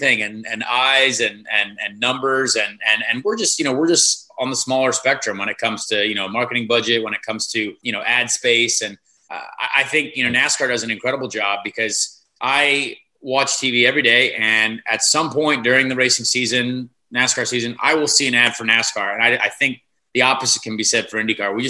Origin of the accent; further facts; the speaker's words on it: Noblesville, Indiana, United States; from Noblesville, Indiana